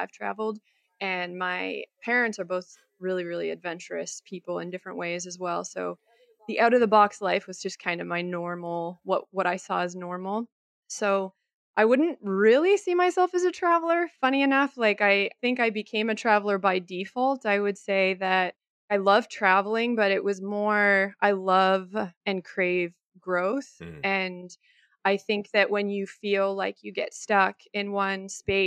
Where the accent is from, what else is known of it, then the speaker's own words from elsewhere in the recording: Canada; now in Costa Rica; I am Canadian, born and raised on a small island off of the East Coast